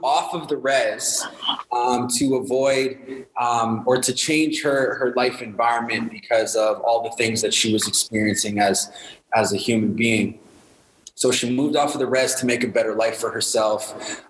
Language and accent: English; Winnipeg, Manitoba, Canada; I grew up in Winnipeg, Manitoba, Winterpeg, Manitoba, where the winters are cold, the mosquitoes are huge.